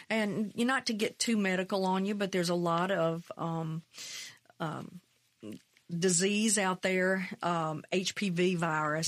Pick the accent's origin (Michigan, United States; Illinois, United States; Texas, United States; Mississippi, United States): Mississippi, United States; McComb; also born or lived in Brookhaven, Mississippi; That's where I grew up. I grew up in Macomb, twenty miles south